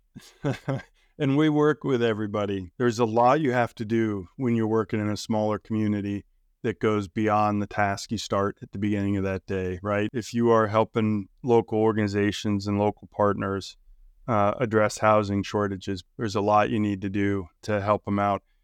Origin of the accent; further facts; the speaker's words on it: Ohio, United States; Fayette County, Ohio, my home state